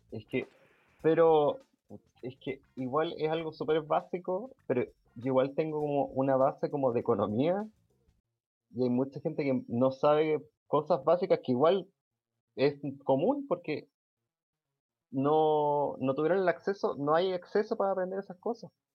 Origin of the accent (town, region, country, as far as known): Chile